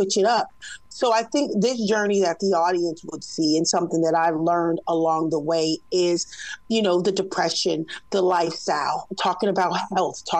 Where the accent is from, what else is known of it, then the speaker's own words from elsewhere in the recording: West Coast, United States; I'm from the West Coast